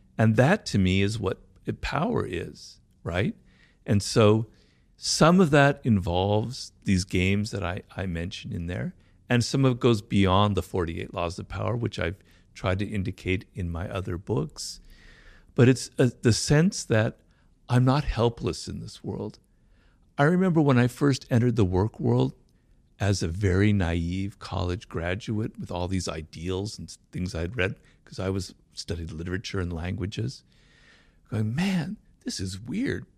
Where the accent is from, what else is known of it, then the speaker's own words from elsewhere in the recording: Los Angeles, California, United States; I grew up here in Los Angeles, not far from where we are, in, in a neighborhood called Baldwin Hills